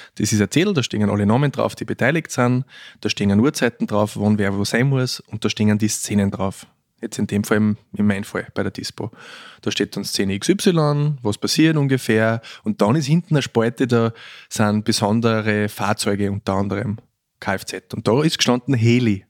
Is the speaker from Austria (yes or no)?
yes; Austria; also born or lived in Vienna; Als Österreicher in Deutschland im zweiten Filmberufsjahr